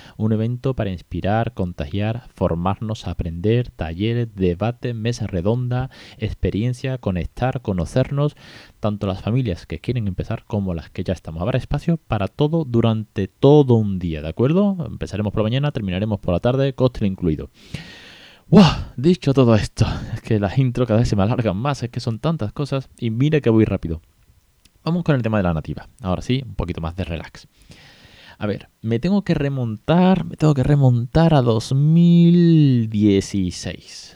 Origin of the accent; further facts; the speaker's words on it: Spain; aquí en España ya sabemos cómo pronunciamos algunos o algunas en algunas ciudades